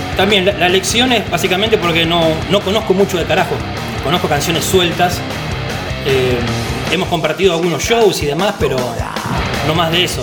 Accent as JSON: {"language": "Spanish", "town": "Pablo Podestá", "region": "Buenos Aires Province", "country": "Argentina", "tie": "born or raised there", "said": "yo nací me crié en Pablo Podestá, partido 3 de febrero"}